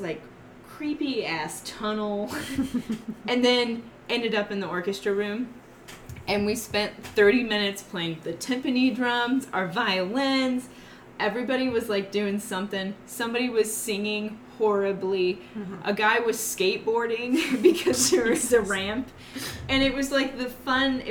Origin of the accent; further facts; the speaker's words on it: Missouri, United States; also born or lived in Europe; I'm from the United States. I'm from a state called Missouri